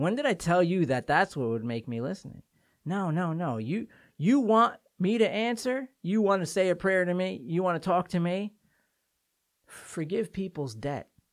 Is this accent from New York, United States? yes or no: yes; Port Washington, New York, United States; my hometown of Port Washington, Long Island